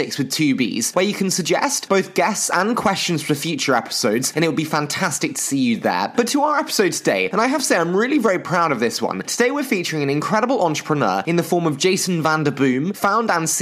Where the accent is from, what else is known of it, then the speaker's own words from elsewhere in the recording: England, United Kingdom; accent: English; my terrible English accent